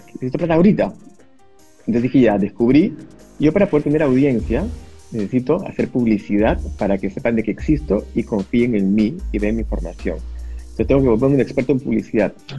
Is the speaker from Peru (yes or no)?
yes; Peru; Me metí a todas las bolsas de trabajo que existían en mi país